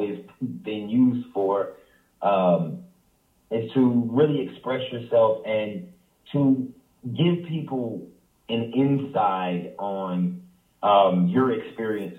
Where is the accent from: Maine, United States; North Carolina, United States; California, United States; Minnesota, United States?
North Carolina, United States; Greensboro; growing up in Greensboro is more of a family environment